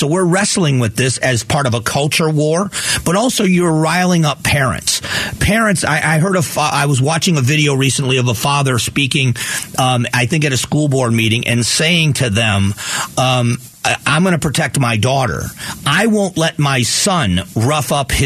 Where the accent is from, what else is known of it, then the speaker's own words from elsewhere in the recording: Southwest Florida, United States; where I grew up in Southwest Florida